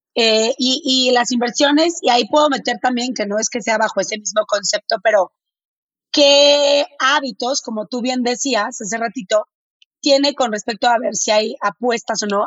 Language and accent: Spanish; Monterrey, Nuevo León, Mexico; accent: medio golpeado; yo soy de Monterrey. Entonces, si hablo medio golpeado, no es que esté enojada